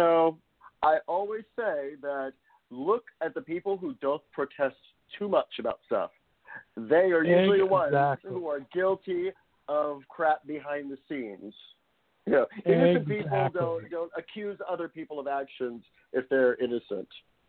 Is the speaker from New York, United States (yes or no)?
no; Colorado, United States; Well, that makes me sad as a 100% Puerto Rican myself. I mean, I was born in Colorado, but you know, I am my family, my grandparents hail from there.